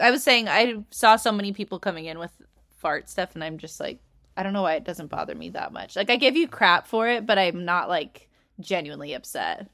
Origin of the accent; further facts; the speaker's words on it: California, United States; I grew up in California.